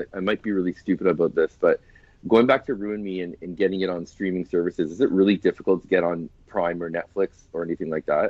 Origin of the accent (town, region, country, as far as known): Canada